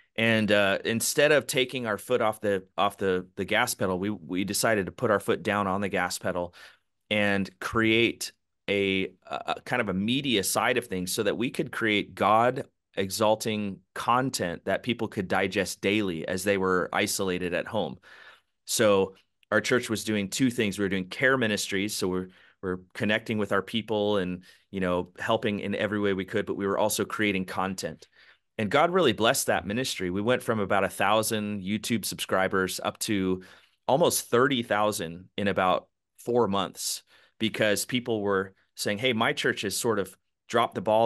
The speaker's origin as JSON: {"language": "English", "town": "Palm Springs", "region": "California", "country": "United States", "tie": "born or raised there", "also_born_or_lived": "San Diego / Los Angeles", "said": "I was born and raised in Southern California, Palm Springs area, spent about fifteen years there"}